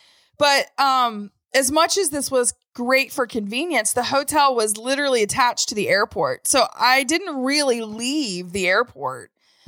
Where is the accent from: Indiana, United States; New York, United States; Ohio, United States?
Ohio, United States; Cincinnati; And I'm from Cincinnati, you know?